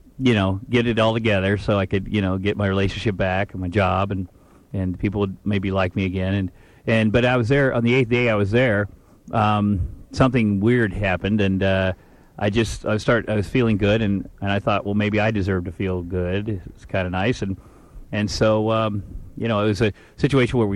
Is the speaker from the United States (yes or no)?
yes; Iowa, United States; moved away as an adult; also born or lived in Minneapolis; now in Los Angeles, United States; I grew up in Iowa